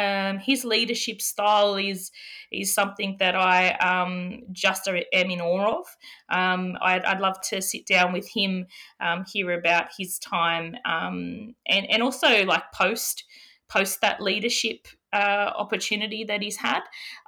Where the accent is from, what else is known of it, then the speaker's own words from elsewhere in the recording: New South Wales, Australia; Yeah, my family, mid-north coast, Matthew, also known as God's country.